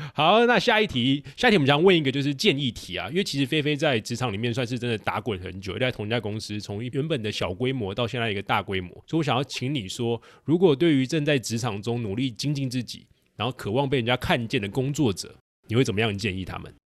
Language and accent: Chinese; Taiwan; accent: Taiwanese; 我们台湾口音